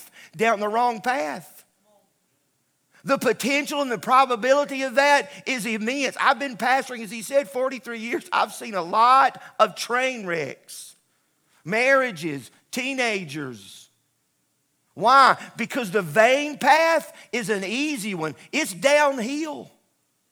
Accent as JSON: {"language": "English", "country": "United States", "said": "I'm an American, I'm a flag waver"}